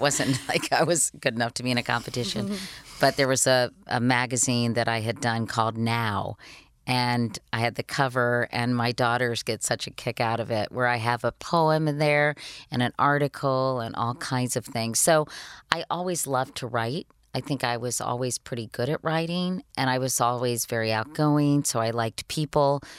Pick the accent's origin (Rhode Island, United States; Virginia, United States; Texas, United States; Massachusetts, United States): Virginia, United States; Arlington; born or raised there